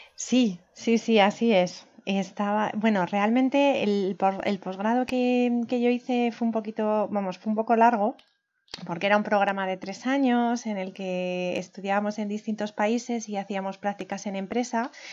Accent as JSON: {"language": "Spanish", "town": "Turégano", "region": "Castile and León", "country": "Spain", "tie": "born or raised there", "also_born_or_lived": "Segovia / Germany / France / England", "moved": "as an adult", "lives_now": "Madrid, Spain", "said": "Soy de Segovia, de Segovia capital, aunque me considero de pueblo porque la mayor parte de mi infancia la pasé en un pueblo que se llama Turégano, que está más o menos en el centro de la provincia"}